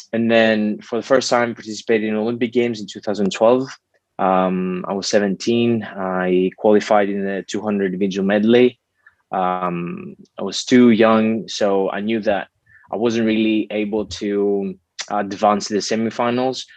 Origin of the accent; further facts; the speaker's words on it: Greece; growing up in Greece, I grew up with in a great family